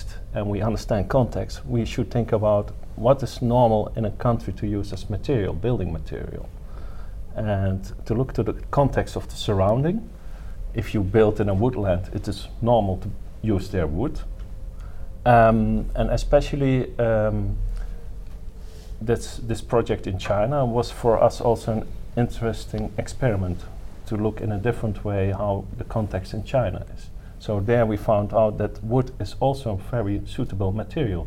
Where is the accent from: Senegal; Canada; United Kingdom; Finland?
Finland; moved away; my origin is Finnish. I was born in Finland, and my father's Armenian